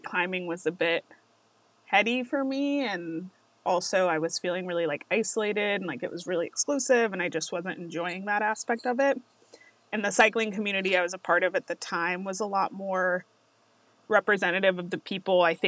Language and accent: English; Las Vegas, Nevada, United States; I'm from Las Vegas